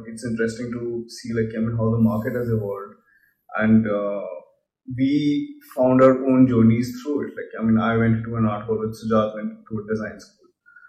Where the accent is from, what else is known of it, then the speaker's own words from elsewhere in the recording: Kolkata, West Bengal, India; now in Delhi, India; I was in Calcutta. So I came from Calcutta to Delhi.